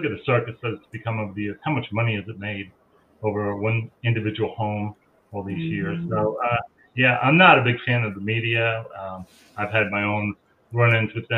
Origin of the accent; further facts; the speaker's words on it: Long Island, New York, United States; I grew up on Long Island